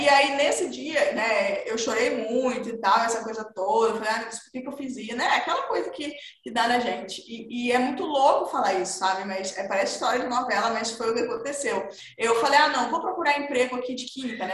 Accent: Manaus, Amazonas, Brazil; eu sou do norte, eu nasci em Manaus, no interior de Manaus ali

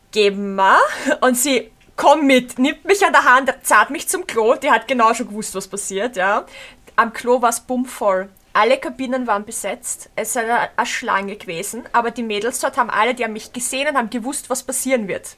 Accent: Austria; accent: Austrian dialect; dass ich Österreicherin bin und so einen Dialekt ja. habe

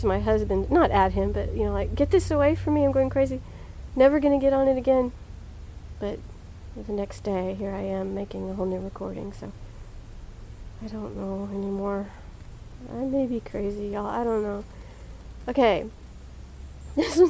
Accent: Dallas, Texas, United States; I was born in Dallas, Texas. Grew up in Oak Cliff, which is Dallas

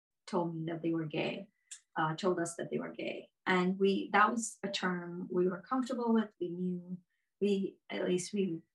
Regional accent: Canada; moved away as an adult; now in Buffalo, United States; We live in Buffalo, New York, and we have been here for about 20 years. We're both Canadian

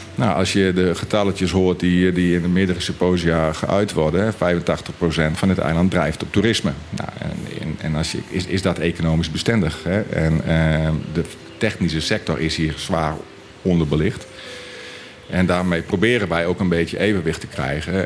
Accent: Friesland, Netherlands; moved away as an adult; now in Bonaire; we komen oorspronkelijk uit eh, Friesland

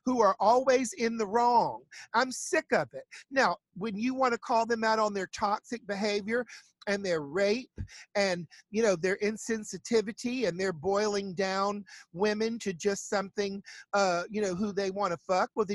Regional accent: the South, United States; I'm from the South

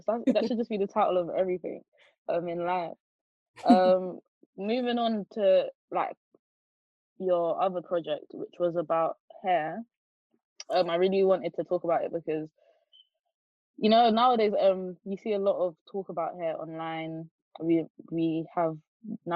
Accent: London, United Kingdom; I'm from Jamaica and the UK

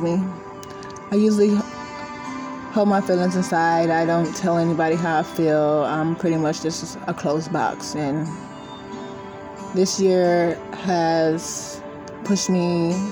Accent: Austin, Texas, United States; I'm born and raised in Austin, Texas. I'm currently here, still here.

